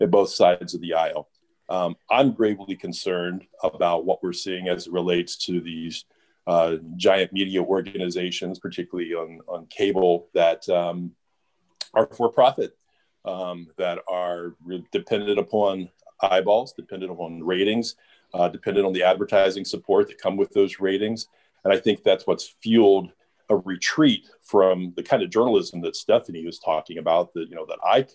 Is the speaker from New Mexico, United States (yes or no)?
no; Ohio, United States; now in Louisville, United States; My mom back in Ohio, I grew up in Ohio